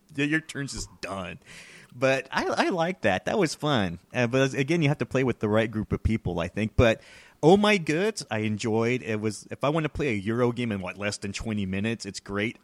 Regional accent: Texas, United States; I'm from Texas

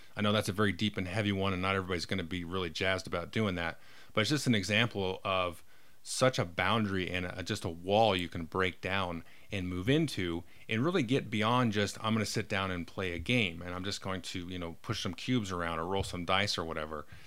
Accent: California, United States; I was born in California and blah, blah, blah, grew up in suburbia

